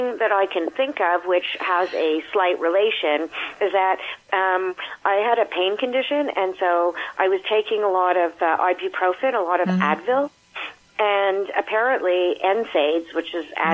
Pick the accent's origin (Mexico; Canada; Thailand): Canada; Montreal, Quebec; I live in Montreal, Quebec. I've been here all my life. I've grown up here.